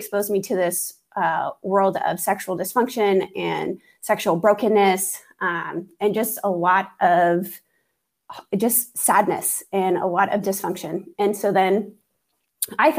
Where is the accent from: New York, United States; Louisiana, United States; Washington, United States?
Washington, United States; Maple Valley; I was born and raised just south of Seattle in a very small town. Well, it's not so small now, but it's Maple Valley, Washington